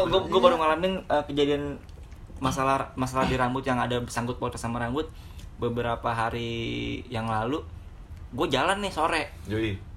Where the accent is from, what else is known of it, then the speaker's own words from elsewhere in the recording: West Java, Indonesia; kalau nyokap gue kebetulan kan gue dari Jawa bagian West nih